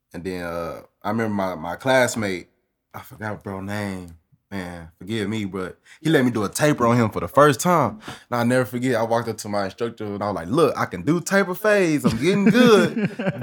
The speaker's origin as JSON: {"language": "English", "town": "Austin", "region": "Texas", "country": "United States", "tie": "born or raised there", "said": "Born and raised"}